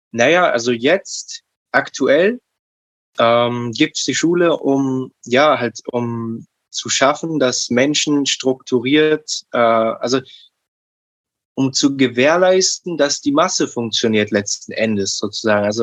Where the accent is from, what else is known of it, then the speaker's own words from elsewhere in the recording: Berlin, Germany; Also ich bin in Neukölln aufgewachsen und ich hatte ähm, als Umfeld schon ein schwieriges Umfeld.